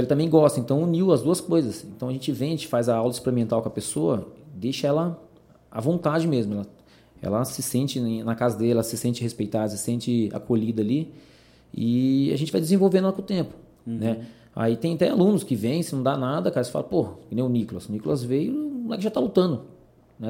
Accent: Salto, São Paulo, Brazil; also born or lived in Paraná; eu vim pequeno, pequeno para Salto, né? É, me estabeleci aqui.

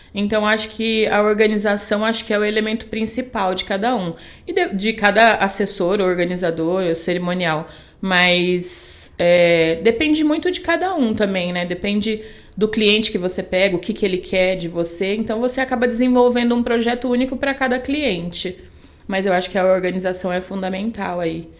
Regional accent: a small town near Bauru, São Paulo, Brazil; now in Indaiatuba, Brazil; lá a cidade que, ele, que eles moravam, que a gente morava, era do lado de Bauru, muito pequena

